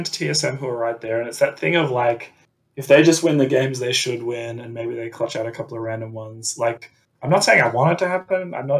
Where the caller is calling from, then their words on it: Sydney, New South Wales, Australia; Sydney, Australia.